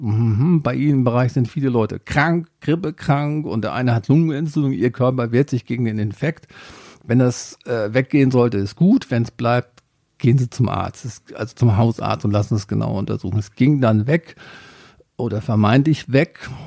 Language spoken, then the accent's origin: German; Germany; als Deutscher